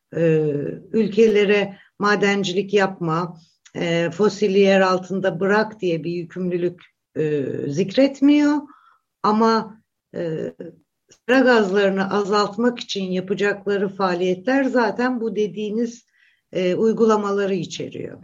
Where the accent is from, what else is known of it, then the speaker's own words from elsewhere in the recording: Black Sea Region, Turkey; ben Karadenizliyim